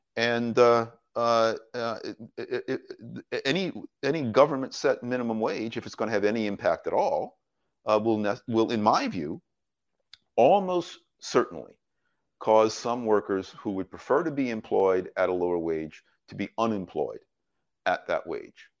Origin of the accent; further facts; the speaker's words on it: United States; My first job as an American in the United States, I was seventeen years old